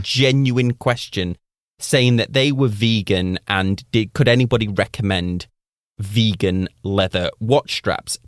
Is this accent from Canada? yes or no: no; Manchester, North West England, United Kingdom; moved away; My hometown is Manchester, which rains, like, pr-, predominantly all of the time